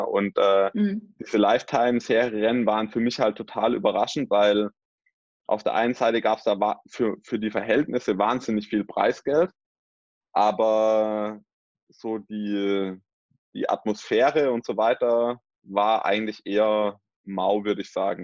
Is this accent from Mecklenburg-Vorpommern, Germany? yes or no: no; Swabia, Baden-Württemberg, Germany; also born or lived in Mühlacker (born); bei uns im Schwabenland